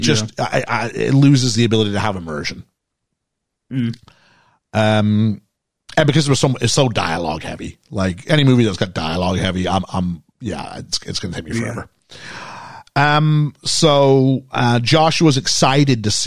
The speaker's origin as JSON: {"language": "English", "country": "Canada", "also_born_or_lived": "England", "accent": "Canadian", "moved": "yes", "said": "as a Canadian"}